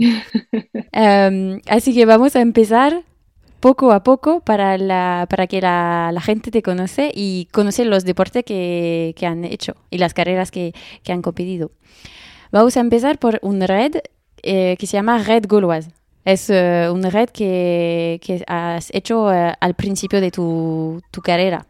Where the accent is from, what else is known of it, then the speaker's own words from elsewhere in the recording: France; accent: French; Spanish is a second language; mi acento español, es muy francés